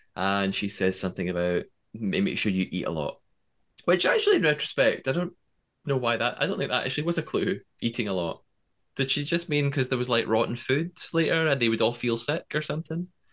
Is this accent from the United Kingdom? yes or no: yes; United Kingdom; I'm British